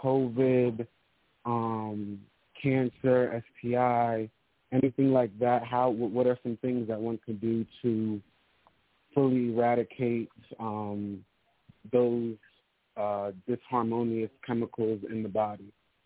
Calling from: Charlotte, North Carolina, United States

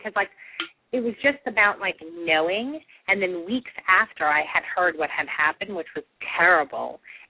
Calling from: New York, United States; I'm calling from New York.

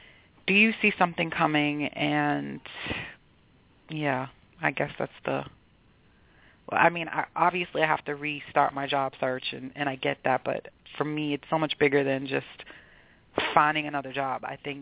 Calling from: Boston, Massachusetts, United States; I'm calling from Boston.

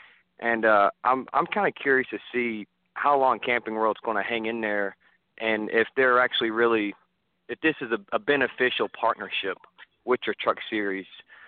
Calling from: Raleigh, North Carolina, United States; Hey, this is …, Raleigh, North Carolina.

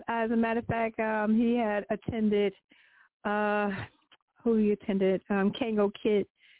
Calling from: New York City, New York, United States; I'm calling from Queens, New York.

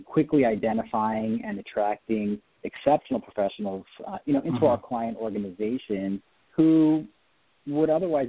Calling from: Orange County, Southern California, United States; calling from my office today. We're out here in beautiful Southern California, Orange County.

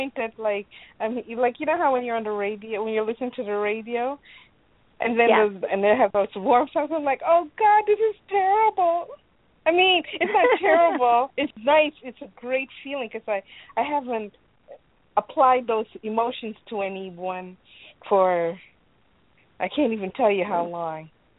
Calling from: Illinois, United States

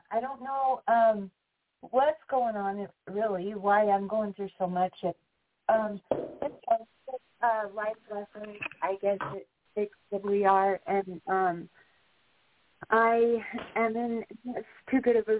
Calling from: Wyoming, United States; I'm calling from Wyoming.

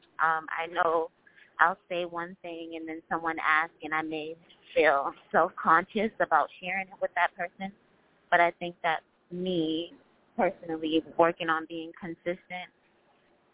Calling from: Massachusetts, United States; I'm calling from Massachusetts.

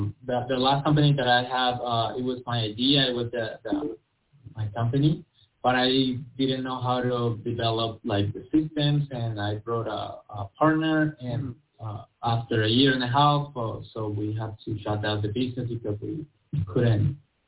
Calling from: New Jersey, United States; I'm in North New Jersey.

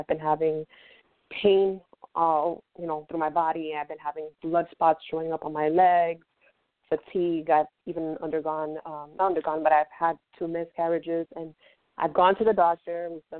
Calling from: Fort Lauderdale, Florida, United States; I'm calling from Fort Lauderdale, Florida.

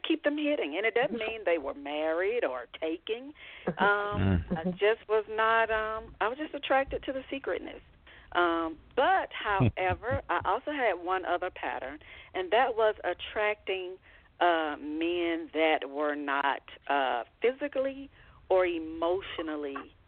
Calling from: Georgia, United States; I am calling from Georgia.

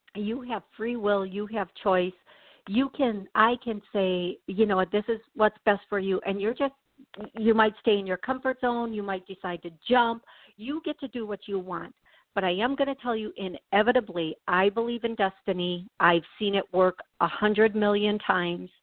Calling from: Tennessee, United States; I'm calling from Tennessee

